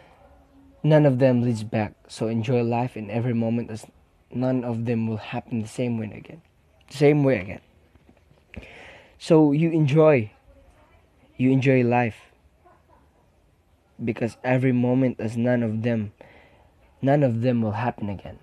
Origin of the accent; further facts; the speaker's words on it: Philippines; I am a Filipino. Filipinos are caring people.